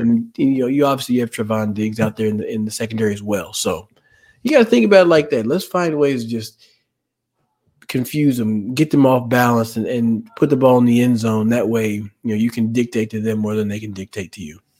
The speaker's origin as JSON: {"language": "English", "town": "Dallas", "region": "Texas", "country": "United States", "tie": "born or raised there", "said": "growing up in Dallas"}